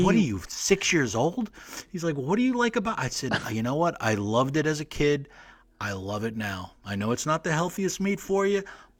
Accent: New Jersey, United States; I'm from Jersey. I kind of look Italian.

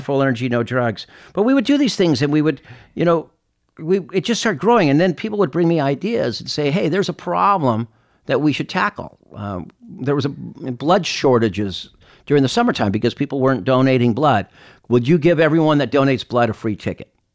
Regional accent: Claremont, California, United States; growing up east of Los Angeles in a city called Claremont

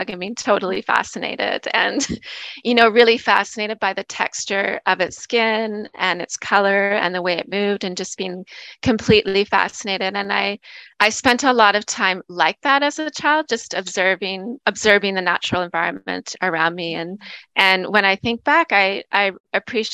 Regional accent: Nanaimo, British Columbia, Canada; also born or lived in Gabriola Island; I'm from Vancouver Island. I grew up in Nanaimo, BC

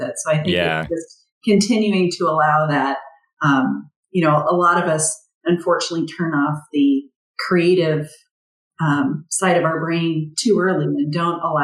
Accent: Lincoln, Nebraska, United States; moved away as an adult; also born or lived in Kansas; now in St. Paul, United States; an ad agency in my hometown of Lincoln, Nebraska

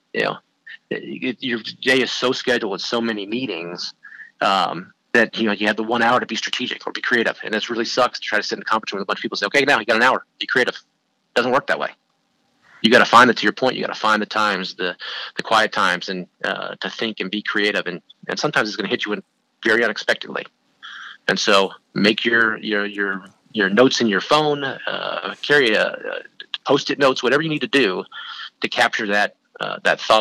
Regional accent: San Francisco, California, United States; moved away as an adult; also born or lived in Oxford, Ohio; now in Chicago, United States; I grew up in California, ended up in Oxford, Ohio

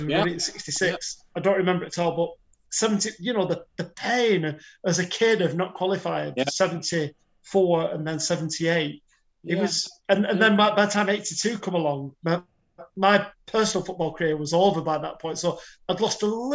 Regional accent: England, United Kingdom; I'm English

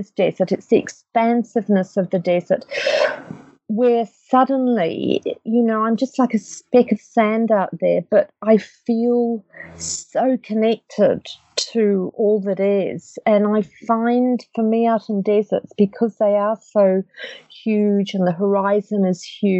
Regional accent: England, United Kingdom; moved away; I grew up in England

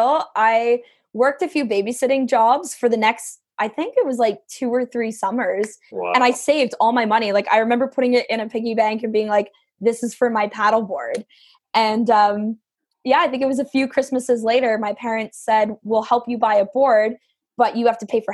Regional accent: Welland, Ontario, Canada; I'm from Welland, Ontario, Canada. So I'm born and raised in the heart of the Niagara region

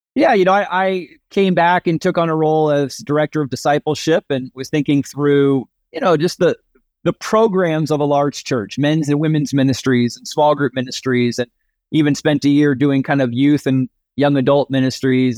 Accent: suburbs of New York City, United States; I grew up in the Northeast, the suburbs of New York City. From you know birth to high school graduation was up there.

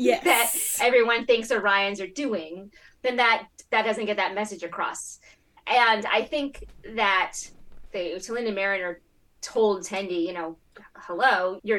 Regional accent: Connecticut, United States; I'm from Connecticut and I'm also from America.

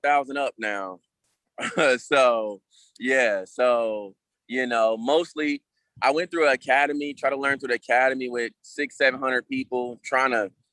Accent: Kansas City, United States; I'm from Kansas City all the way around, man. Raised in one, born in the other

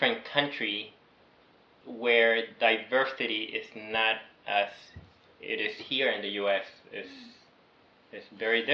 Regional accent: Venezuela; moved away; also born or lived in New York; somehow they took me back to Venezuela, and I grew up there.

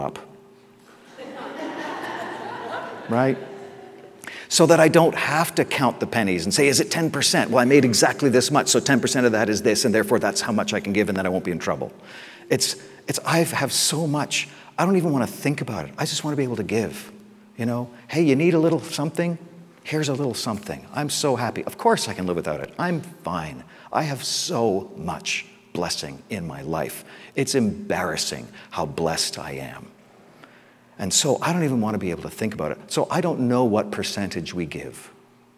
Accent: England, United Kingdom; I'm English, I'm so English.

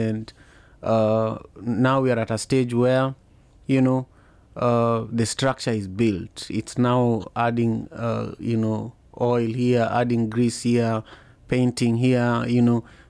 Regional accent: Kenya; now in United States; I'm Kenyan, I'm Luo, and then Kenyan, and then African

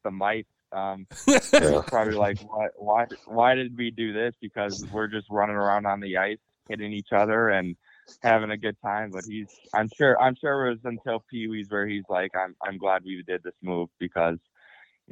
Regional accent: Lakeville, Minnesota, United States; going through the youth program here in Lakeville

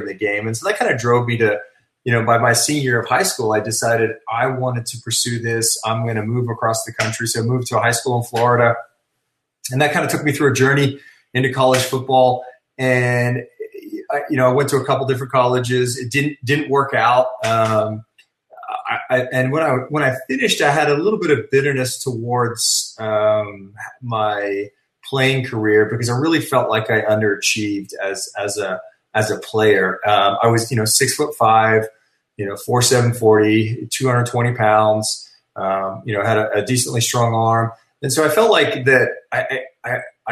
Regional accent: Sydney, New South Wales, Australia; moved away; I actually was born and raised in Australia

